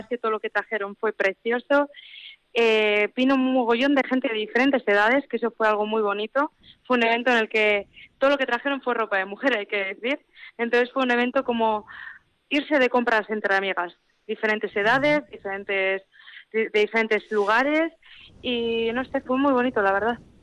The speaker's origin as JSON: {"language": "Spanish", "town": "Labastida", "region": "Basque Country", "country": "Spain", "also_born_or_lived": "Vitoria", "said": "yo soy de la Bastida"}